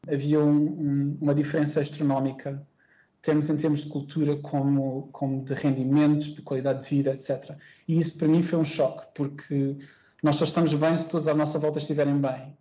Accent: Setúbal, Portugal; born or raised there; moved away as an adult; also born or lived in Singapore / Indonesia / United Arab Emirates / Germany; now in Kuala Lumpur, Malaysia

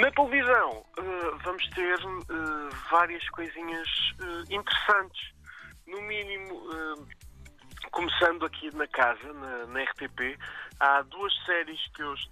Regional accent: Aveiro, Aveiro District, Portugal; moved away; estou em Aveiro, na verdade, eh, minha terra natal.

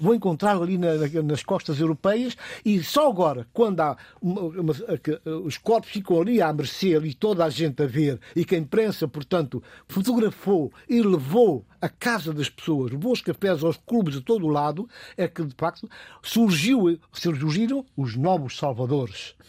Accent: Guinea-Bissau; eu sou guineense, mas sou cidadão do mundo

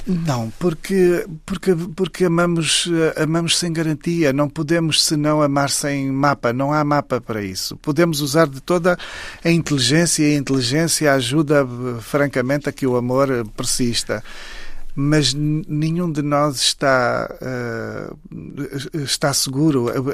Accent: Saurimo, Lunda Sul, Angola; moved away; Saurim, que é exatamente a terra onde eu nasci

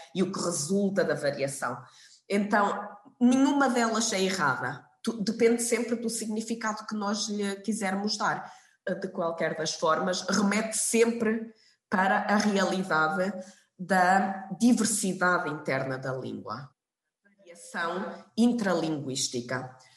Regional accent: Portugal; now in Hamburg, Germany; eu lembro-me quando era quando era pequena, estava em Portugal

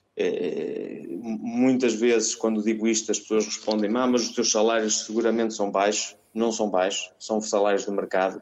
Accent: Mirandela, Norte, Portugal; moved away as an adult; also born or lived in Porto; now in Latin America; eu sou uh, transmontano, orgulhosamente transmontano, nascido e criado em Mirandela

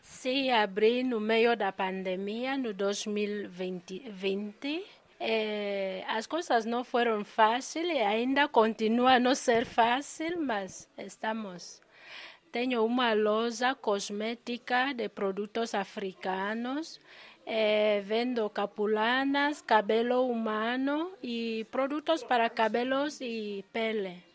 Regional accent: Equatorial Guinea; moved away as an adult; now in Pedrógão Grande, Portugal; Eu sou da Guiné Equatorial. Nasci em Guiné Equatorial, cresci lá, mas já estou cá em Portugal

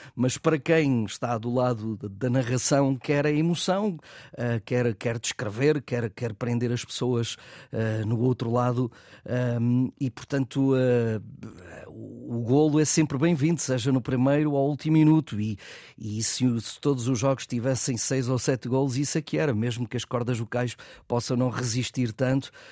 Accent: Peso da Régua, Norte, Portugal; do Sport Clube da Régua, que é o clube da minha terra

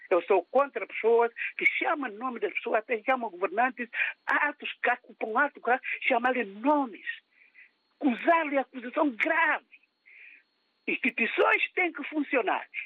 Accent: Guinea-Bissau; moved away; eu vim da Guiné há um ano e tal

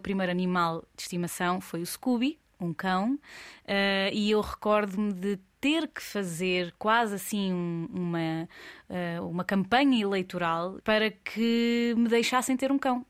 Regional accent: Coimbra, Centro, Portugal; sou de Coimbra

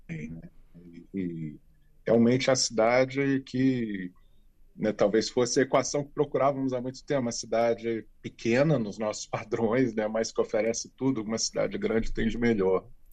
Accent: Rio de Janeiro, Brazil; moved away as an adult; also born or lived in Petrópolis, Brazil / São Paulo, Brazil / Lisbon, Portugal; now in Braga, Portugal; Eu nasci no Rio, morava no Rio ainda

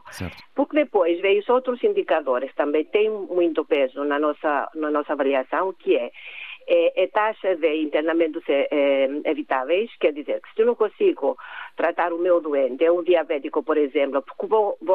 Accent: Cyprus; Portuguese is a second language; now in Gondomar, Portugal; Eu sou do Chipre.

